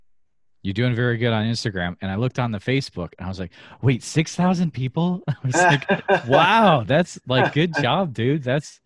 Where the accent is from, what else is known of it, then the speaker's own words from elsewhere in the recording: Northfield, Massachusetts, United States; moved away; also born or lived in Central Iowa; I actually grew up in Northfield, Massachusetts.